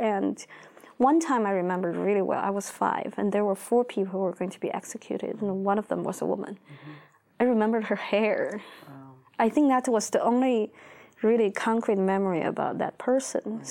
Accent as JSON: {"language": "English", "region": "Beijing", "country": "China", "tie": "born or raised there", "said": "I grew up in Beijing"}